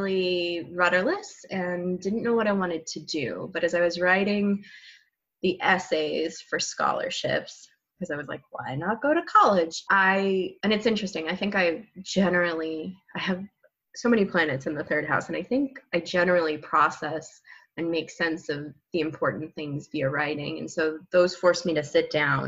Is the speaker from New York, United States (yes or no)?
no; New Mexico, United States; moved away as an adult; now in Oregon, United States; I grew up in New Mexico